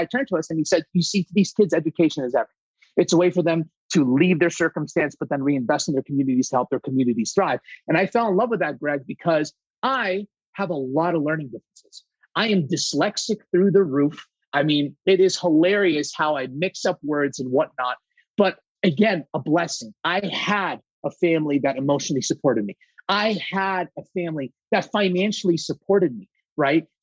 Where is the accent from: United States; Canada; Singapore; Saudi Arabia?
Saudi Arabia; I'm 100% Greek, my friends. And believe it or not, I was actually born and raised in Saudi Arabia. That's where I was born and raised.